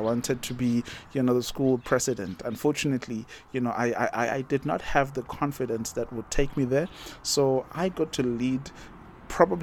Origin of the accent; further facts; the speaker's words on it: Umgababa, KwaZulu-Natal, South Africa; moved away as an adult; also born or lived in Durban; now in Botswana; I grew up in Umgababa, I was born and bred there, went to a local primary school, went to a local high school